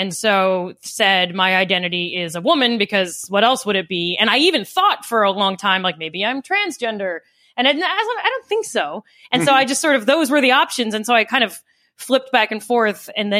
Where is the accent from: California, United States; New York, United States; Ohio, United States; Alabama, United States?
New York, United States; I'm non-binary, I'm a Democrat, I'm a New Yorker